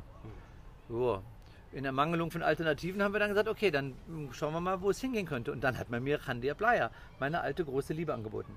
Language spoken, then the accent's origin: German; Cologne, North Rhine-Westphalia, Germany; moved away as an adult; also born or lived in Portugal; ich bin ein Kölsche Jung